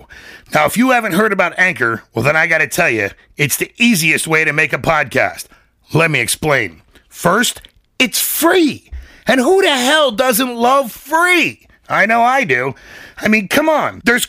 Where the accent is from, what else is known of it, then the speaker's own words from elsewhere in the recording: Stroudsburg, Pennsylvania, United States; I'm born and raised in Stroudsburg, Pennsylvania. Farm kid. Surprising to most. Everybody usually thinks I'm from New York.